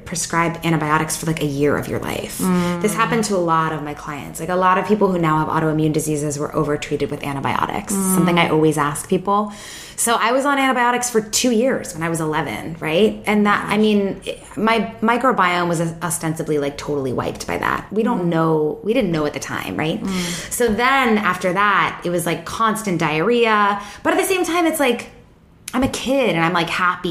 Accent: Seattle, Washington, United States; I grew up in Seattle, so it's like the wettest place in the world.

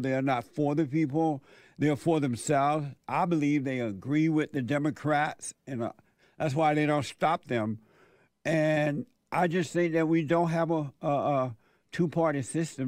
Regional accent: Alabama, United States; born or raised there

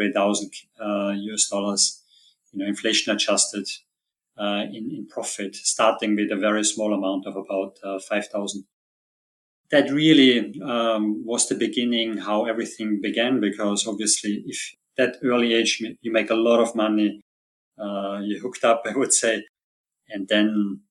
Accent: Austria; I'm originally from Austria

